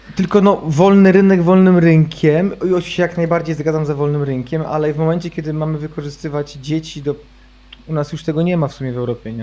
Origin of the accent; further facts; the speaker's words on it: Poland; ja sam wychowałem się na wsi